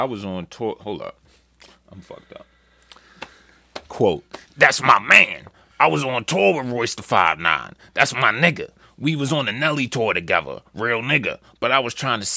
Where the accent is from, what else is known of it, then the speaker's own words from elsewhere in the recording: Detroit, Michigan, United States; I come from Detroit.